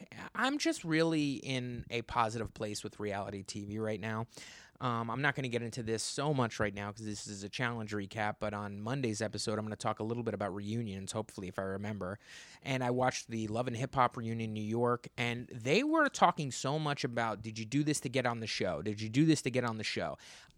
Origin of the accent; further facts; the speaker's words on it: United Kingdom; I'm British.